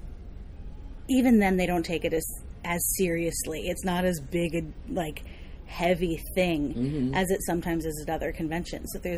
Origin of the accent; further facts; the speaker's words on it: New York City, New York, United States; from Brooklyn, New